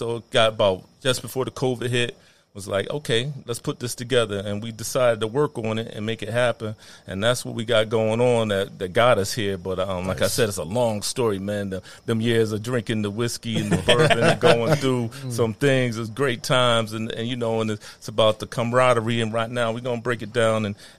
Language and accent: English; Waterbury, Connecticut, United States; I come up, I'm a 40 boy. I come up from Waterbury, you know.